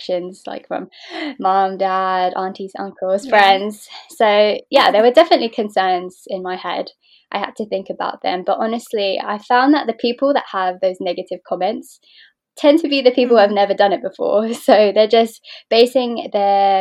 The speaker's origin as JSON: {"language": "English", "region": "London", "country": "United Kingdom", "tie": "born or raised there", "said": "I was born and raised here in London, UK"}